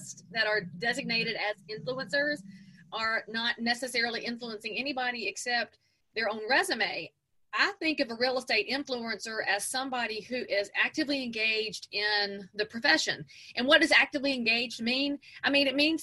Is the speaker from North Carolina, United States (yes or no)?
yes; just outside of Charlotte, North Carolina, United States; I'm from just outside of Charlotte